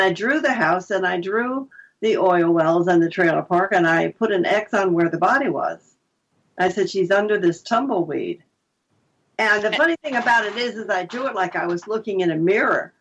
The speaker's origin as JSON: {"language": "English", "region": "New Jersey", "country": "United States", "also_born_or_lived": "Vermont", "moved": "as an adult", "said": "I was from New Jersey"}